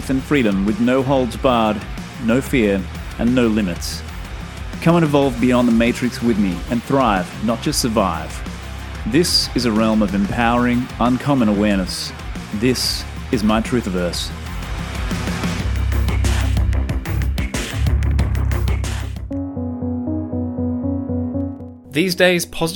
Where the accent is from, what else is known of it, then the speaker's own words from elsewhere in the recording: Australia; As an Australian